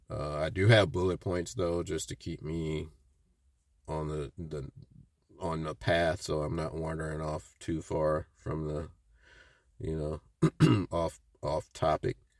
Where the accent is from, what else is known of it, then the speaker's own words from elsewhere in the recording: Midwest, United States; growing up in the Midwest